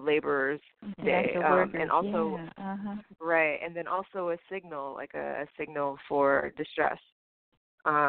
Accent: Houston, Texas, United States; moved away as an adult; also born or lived in New Jersey / New York; I was born in Jersey, and I grew up mostly in Houston

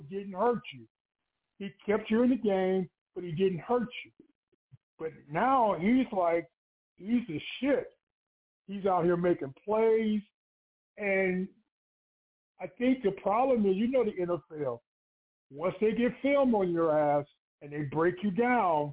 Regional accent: Cleveland, Ohio, United States; I'm from Cleveland. I lived in Cleveland most of my life

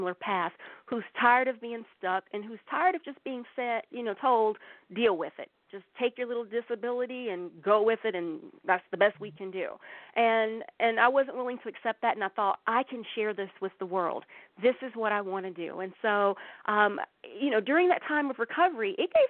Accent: the Bible Belt in the South, United States; I grew up in the Bible Belt in the South

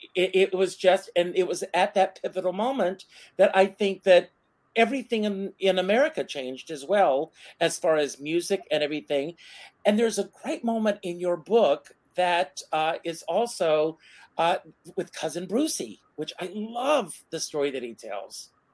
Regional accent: Myrtle Beach, South Carolina, United States; when I was a kid, I grew up in Myrtle Beach, South Carolina

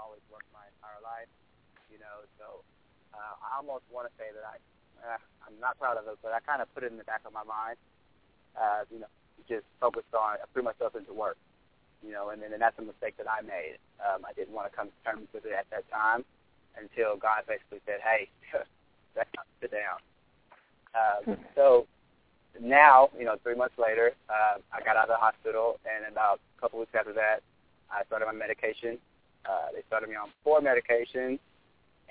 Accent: Arkansas, United States; moved away; I'm from Arkansas

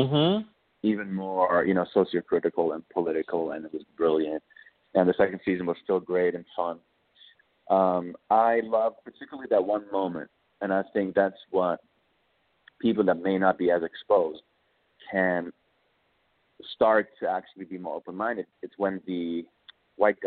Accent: Germany; moved away as an adult; also born or lived in Morocco; now in New York, United States; I always consider myself more Moroccan than German, growing up in Germany

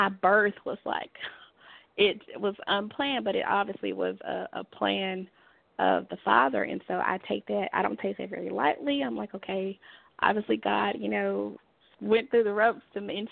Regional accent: Dallas, Texas, United States; moved away as an adult; now in Fort Worth, United States; I am originally from Dallas, Texas

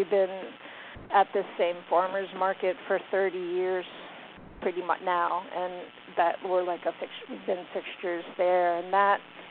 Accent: New York, United States; also born or lived in Virginia; now in Blacksburg, United States; I'm from New York.

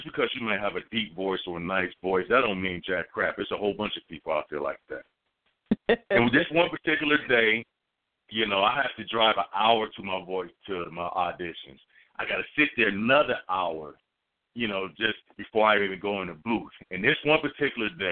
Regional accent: Dayton, Ohio, United States; moved away; I'm from Dayton, Ohio.

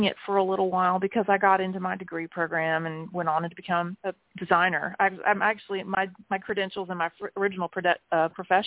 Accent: South Carolina, United States; also born or lived in Jeddah, Saudi Arabia; now in Greenville, United States; I was raised in the Southern Baptist and then increasingly more fundamentalist sort of evangelical Church of God kind of madness of South Carolina with my mother

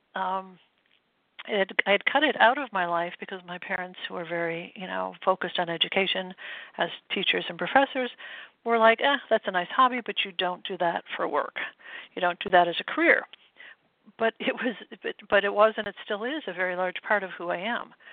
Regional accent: Midwest, United States; moved away as an adult; now in New England, United States; I grew up in the Midwest, and I came out east to go to school

